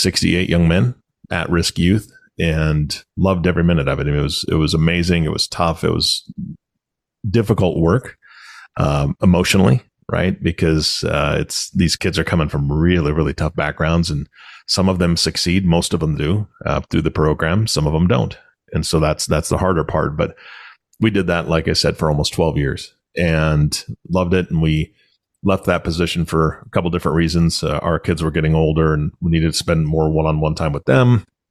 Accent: Washington, United States; moved away as an adult; also born or lived in Omaha, Nebraska; I'm from Washington State

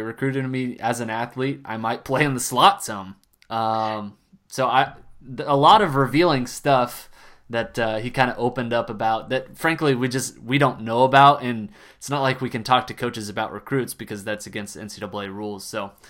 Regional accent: Tulsa, Oklahoma, United States; I'm from Tulsa

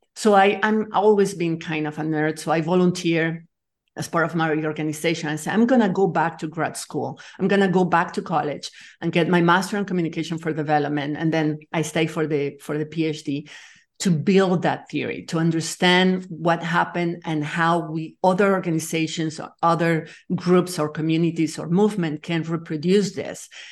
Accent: Nicaragua; moved away as an adult; also born or lived in France; I'm from Nicaragua. I'm actually that, have dual citizenship because I was born in France, but I grew up in Latin America

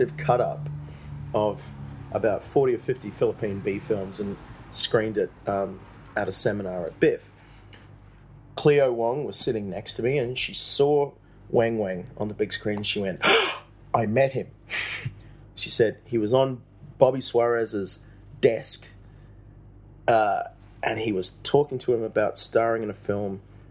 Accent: Australia; I'm an Australian filmmaker here in Manila

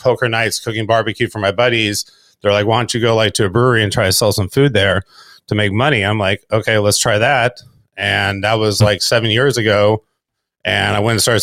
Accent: South Bay, California, United States; also born or lived in Austin, Texas / Lawndale, California; I've lived in like South Bay, which is like Hermosa Beach, Redondo Beach area all my life

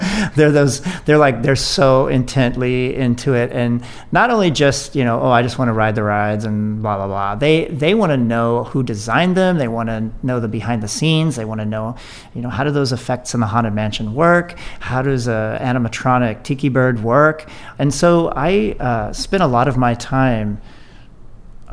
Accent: Phoenix, Arizona, United States; moved away as an adult; now in Anaheim, United States; I grew up in Phoenix and was an Arizona kid all the way through

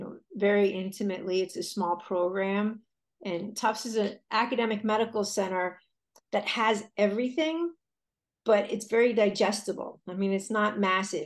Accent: Connecticut, United States; I grew up in a small town in Connecticut

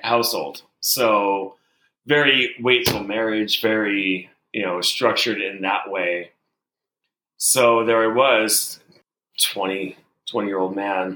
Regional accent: Portland, Oregon, United States; I'm from Portland, Oregon

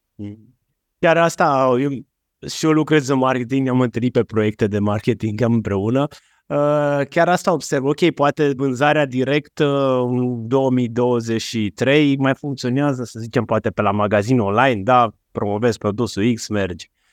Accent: Romania; Noi ca români

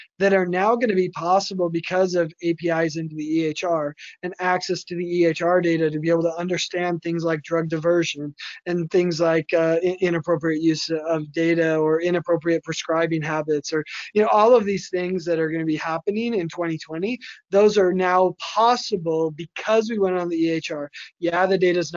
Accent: Las Vegas, Nevada, United States; my hometown in Vegas

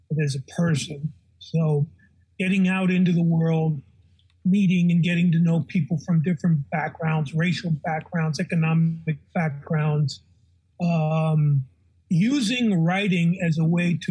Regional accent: Tacoma, Washington, United States; moved away; I was born into a big Irish Catholic family in Tacoma, Washington. That's where I was born and raised.

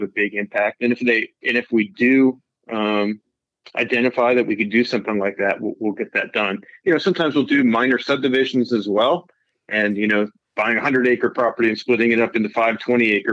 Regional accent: Pennsylvania, United States; moved away as an adult; now in California, United States; I'm from Pennsylvania originally. So I grew up in Pennsylvania

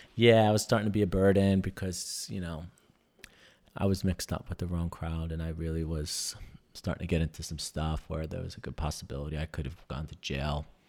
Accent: New York, United States; moved away; I was from New York

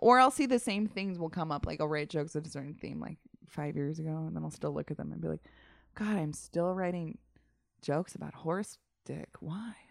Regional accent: Massachusetts, United States; moved away as an adult; also born or lived in Utica, New York; now in Los Angeles, United States; originally born in upstate New York, then to Massachusetts for most of my existence, and then to Los Angeles

